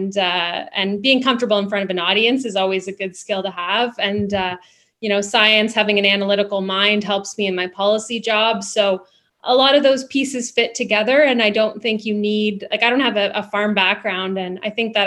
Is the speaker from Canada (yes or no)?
yes; Niagara Region, Ontario, Canada; I grew up in Niagara region, and so I was always kind of surrounded by agriculture